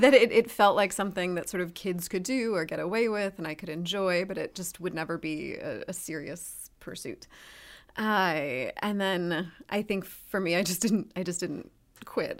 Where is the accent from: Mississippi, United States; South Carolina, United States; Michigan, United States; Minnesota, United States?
Michigan, United States; Ann Arbor; moved away; also born or lived in Ohio; I'm from Ann Arbor originally.